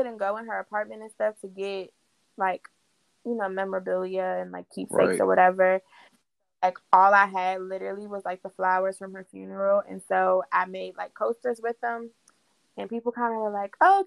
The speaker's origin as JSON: {"language": "English", "town": "Waldorf", "region": "Maryland", "country": "United States", "tie": "born or raised there", "moved": "as an adult", "lives_now": "Charlotte, United States", "said": "I grew up in Waldorf with Rashad."}